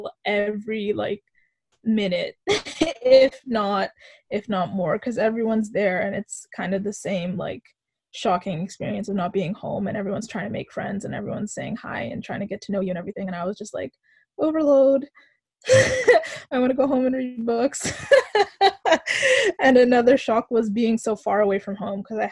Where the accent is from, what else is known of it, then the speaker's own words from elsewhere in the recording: Victoria, British Columbia, Canada; also born or lived in Ottawa; I have been born and raised in Victoria, BC